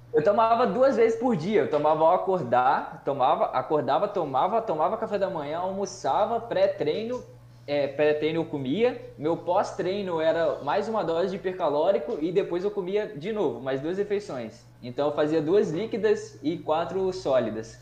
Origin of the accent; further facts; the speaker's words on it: Cachoeiro de Itapemirim, Espírito Santo, Brazil; Sou de Cachoeiro, tenho 24 anos